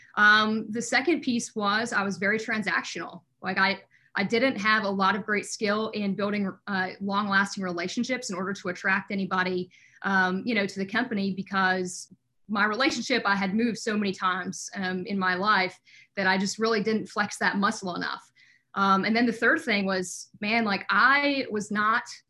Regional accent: North Dakota, United States; moved away as an adult; also born or lived in Fargo; now in Maryland, United States; I actually born and raised in the Midwest, so North Dakota

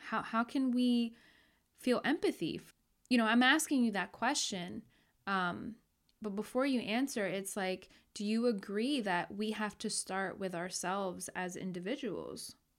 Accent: New York, United States; born and raised in New York

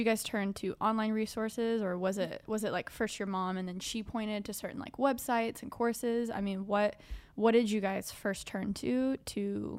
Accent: New York, United States; Yeah. I'm from New York. We can hang out.

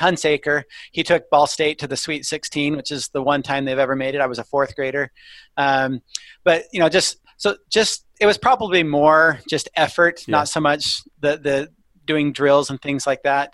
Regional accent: Indiana, United States; I grew up in Indiana

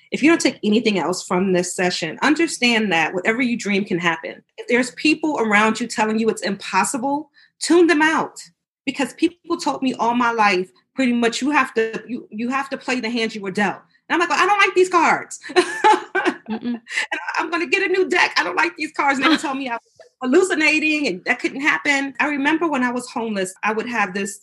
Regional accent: New York City, New York, United States; moved away as an adult; now in Virginia, United States; I grew up in New York City. I now live in Virginia, but I grew up in New York

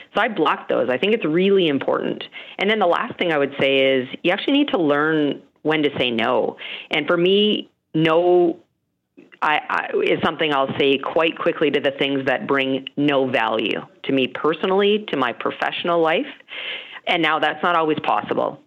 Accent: Calgary, Alberta, Canada; I grew up in Calgary

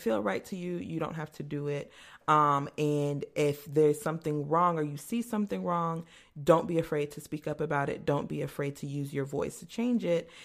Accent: Mesa, Arizona, United States; I grew up in a historically segregated area of Mesa, Arizona

